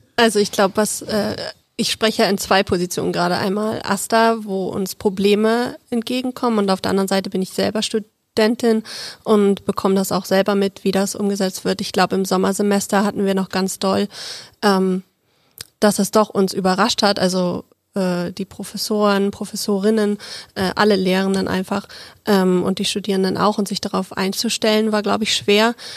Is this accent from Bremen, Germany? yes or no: no; Berlin, Germany; moved away; ich komme ursprünglich aus Berlin und wir haben da so einen großen schönen Zoo